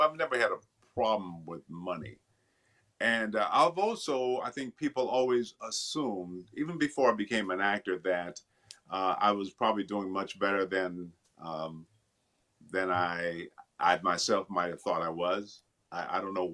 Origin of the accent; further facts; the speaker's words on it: Benton Harbor, Michigan, United States; I grew up in Michigan, a town called Benton Harbor, Michigan